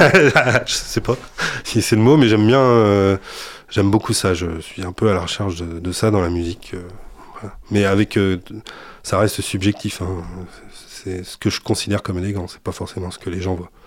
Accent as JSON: {"language": "French", "area": "Touraine", "region": "Centre-Val de Loire", "country": "France", "tie": "born or raised there", "moved": "as an adult", "said": "j'ai joué dans pas mal de formations en Touraine hein, principalement parce que je suis né en Touraine. Et je suis arrivé dans le coin, euh, j'avais 20 ans."}